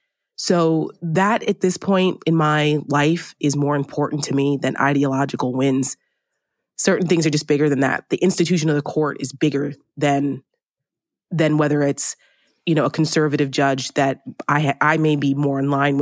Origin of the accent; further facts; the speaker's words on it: New Jersey, United States; I grew up in New Jersey, right outside New York City. So I grew up with Donald Trump being a buffoon on the, you know, front page of the tabloids.